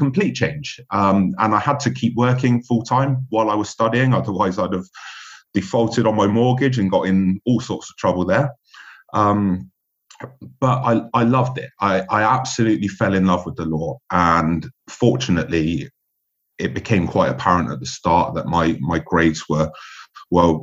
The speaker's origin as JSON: {"language": "English", "town": "Bristol", "region": "South West England", "country": "United Kingdom", "tie": "born or raised there", "also_born_or_lived": "London / France / Switzerland", "moved": "as an adult", "said": "my hometown of Bristol"}